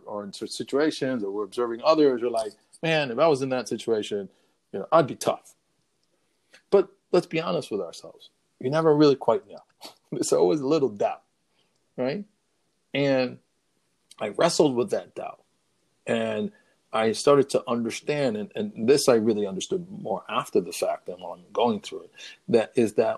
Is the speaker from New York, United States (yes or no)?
yes; New York City, New York, United States; I'm a guy from the South Bronx